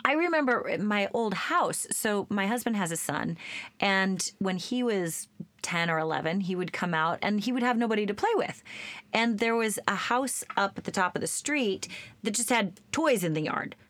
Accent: Oregon, United States; I grew up in Oregon.

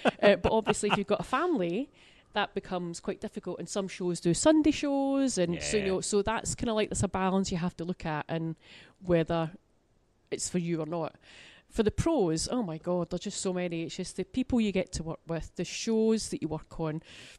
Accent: Glasgow, Scotland, United Kingdom; Well, I'm from Glasgow for a start.

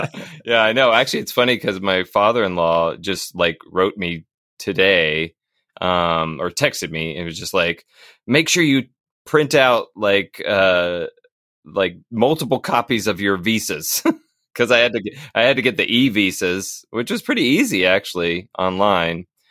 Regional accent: Northern Virginia, United States; moved away as an adult; also born or lived in North Carolina; now in Hillsborough, United States; I was born in North Carolina, but I was raised mostly in Northern Virginia.

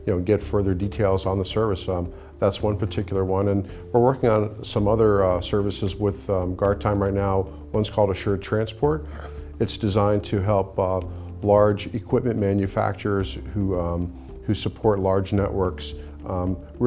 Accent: United States; I'm from the New York area

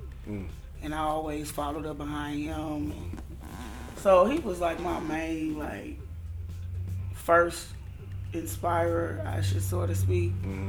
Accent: Ferguson, Missouri, United States; moved away as an adult; also born or lived in Dellwood, Missouri; So, that's where I was born. And then I grew up mostly in Ferguson on Forestwood.

